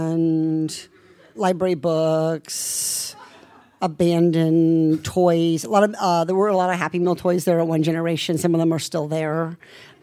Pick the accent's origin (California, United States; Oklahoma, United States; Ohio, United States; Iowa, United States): Iowa, United States; I'm from Iowa